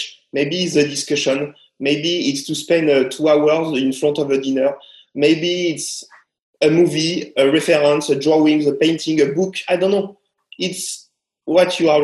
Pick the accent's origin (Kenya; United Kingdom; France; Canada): France; now in Shanghai, China; To be French